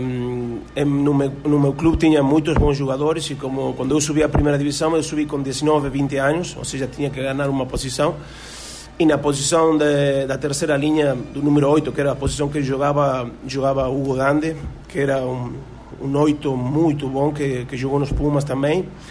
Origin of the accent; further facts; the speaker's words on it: Tucumán, Argentina; Portuguese is a second language; moved away as an adult; also born or lived in Portugal / Paraguay; now in Brazil; Eu comecei a jogar com seis anos no clube Guirapuca, eh, é um clube do interior de, da província de Tucumã, do norte da Argentina